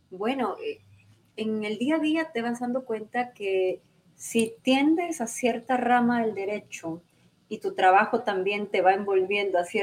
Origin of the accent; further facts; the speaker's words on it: Santo Domingo, Dominican Republic; yo participé para Reina de Santo Domingo, fui la virreina de, mi